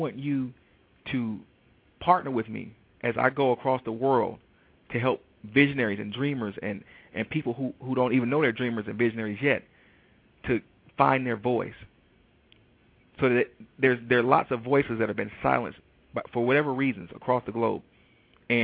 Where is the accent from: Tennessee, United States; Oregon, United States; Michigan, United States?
Michigan, United States; Detroit; I am from Detroit, Michigan